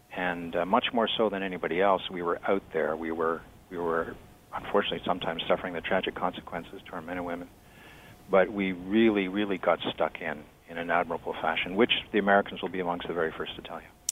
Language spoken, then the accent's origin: English; Canada; I'm a Canadian and proud of it.